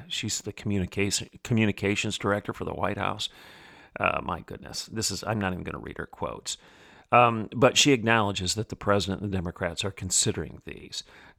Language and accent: English; Bartlesville, Oklahoma, United States; I come from Bartlesville, Oklahoma.